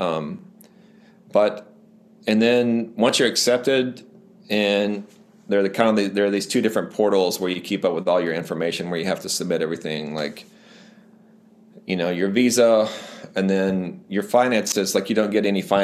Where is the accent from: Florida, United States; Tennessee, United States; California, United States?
Tennessee, United States; Humboldt; I grew up in West Tennessee in a little town called Humboldt